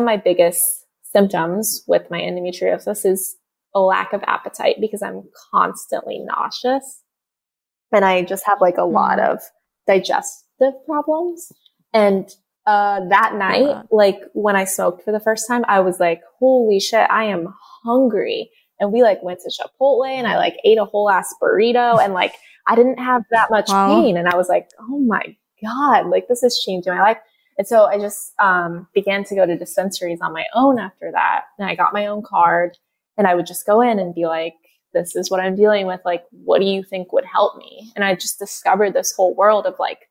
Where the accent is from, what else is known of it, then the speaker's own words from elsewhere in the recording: Indiana, United States; moved away; also born or lived in California; I grew up in Indiana where it's very criminalized and extremely looked down upon in the area that I live in.